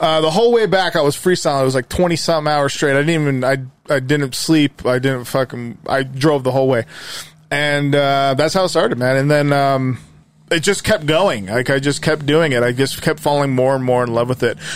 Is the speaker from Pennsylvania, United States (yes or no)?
no; Magna, Utah, United States; I grew up here. I grew up in Magna